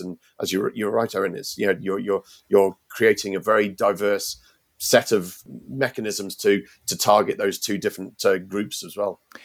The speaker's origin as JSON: {"language": "English", "country": "United Kingdom", "moved": "as an adult", "lives_now": "Ireland", "said": "I, obviously from Britain and you, you can tell that from my accent"}